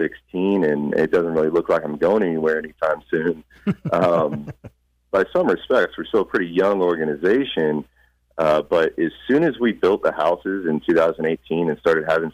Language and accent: English; Kansas City, United States; We're all from Kansas City